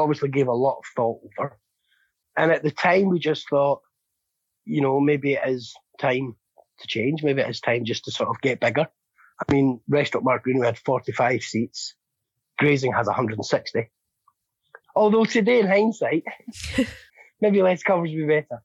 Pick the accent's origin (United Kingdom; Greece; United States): United Kingdom; just outside Glasgow, Scotland; now in Edinburgh, United Kingdom; I was born just outside Glasgow. So I'm more Glaswegian